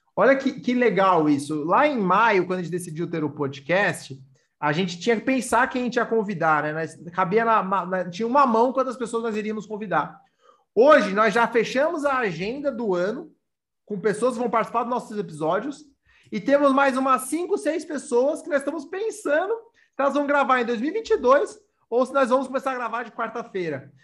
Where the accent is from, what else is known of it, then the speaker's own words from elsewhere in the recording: São Paulo, Brazil; eu sou paulista